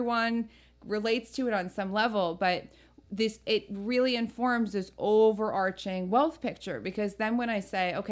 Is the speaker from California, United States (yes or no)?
no; New Jersey, United States; born or raised there